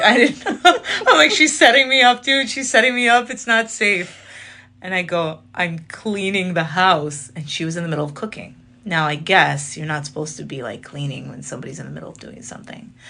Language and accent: English; Chicago, Illinois, United States; I was born in Chicago. My parents are from Syria